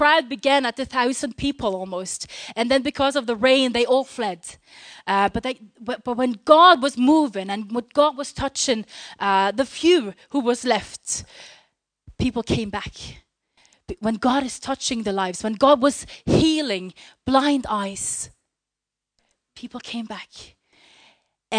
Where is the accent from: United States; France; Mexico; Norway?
Norway; English is a second language; We come from Norway, and we both preach together